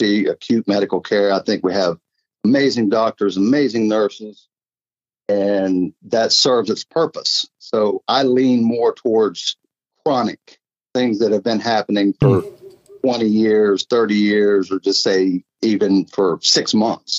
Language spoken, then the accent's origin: English; Clarksburg, West Virginia, United States; also born or lived in Salem, West Virginia; I'm originally Clarksburg. I grew up in the Clarksburg area.